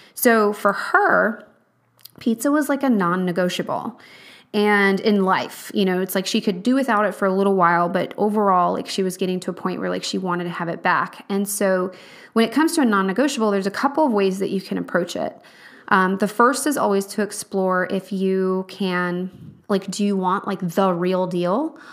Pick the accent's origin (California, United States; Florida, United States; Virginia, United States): Virginia, United States; Charlottesville; moved away; I'm from Charlottesville, Virginia